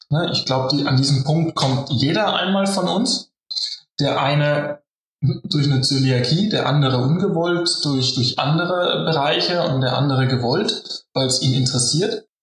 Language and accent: German; Bavaria, Germany; ich als Bayer äh, liebe auch einfach Kartoffeln und die in allen möglichen Variationen